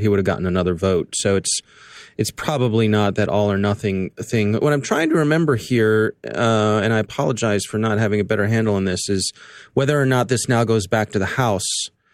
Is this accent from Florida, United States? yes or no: no; Columbia, Maryland, United States; right here in my town, in my hometown, in Columbia, Maryland